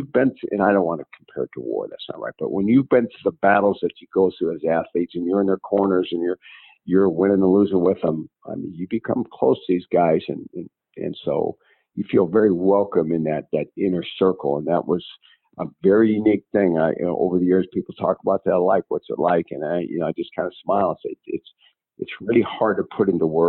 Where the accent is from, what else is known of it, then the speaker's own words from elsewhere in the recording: Illinois, United States; moved away; also born or lived in Iowa / Oregon; here's my home state